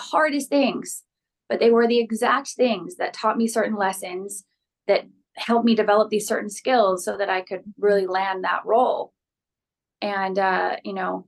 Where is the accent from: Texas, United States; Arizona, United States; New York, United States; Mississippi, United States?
Arizona, United States; Phoenix; now in Los Angeles, United States; I grew up in Phoenix, Arizona